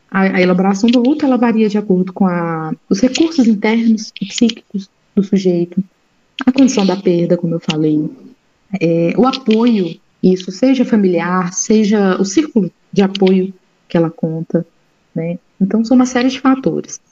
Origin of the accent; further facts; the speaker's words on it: Brazil; nós brasileiros